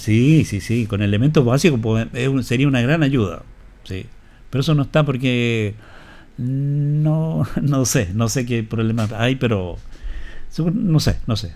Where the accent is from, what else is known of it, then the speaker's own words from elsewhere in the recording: Maipú, Santiago Metropolitan Region, Chile; Yo soy eh, de Maipú. La comuna de Maipú. La comuna de Maipú, en Santiago